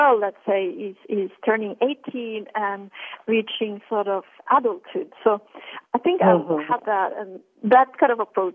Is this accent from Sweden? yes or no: no; Norway; moved away; also born or lived in Milan; growing up in Norway